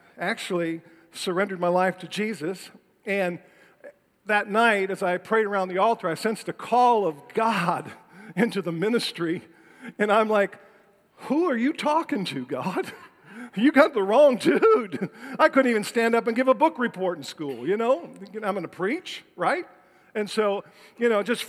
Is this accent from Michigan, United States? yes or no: yes; Detroit, Michigan, United States; I was born and raised in Detroit, Michigan